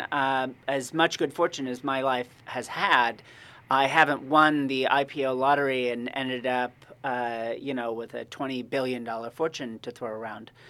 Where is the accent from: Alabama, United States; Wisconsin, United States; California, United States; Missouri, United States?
California, United States; Monterey; I've actually, I grew up in Monterey and I have never right. been on the actual campus of the school before.